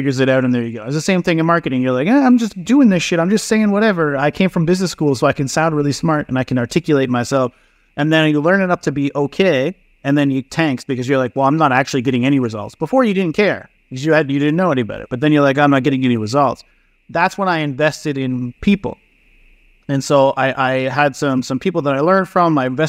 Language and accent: English; East Coast, Canada; now in Vancouver, Canada; So I moved out here to Vancouver. I was from the East Coast, much poorer though back there. Not a lot of businesses, not a lot of opportunity and shit.